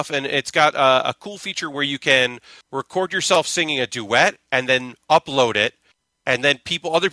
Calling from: Brooklyn, New York, United States; I'm from Brooklyn.

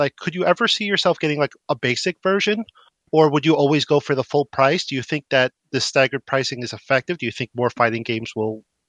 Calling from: New Jersey, United States; from New Jersey.

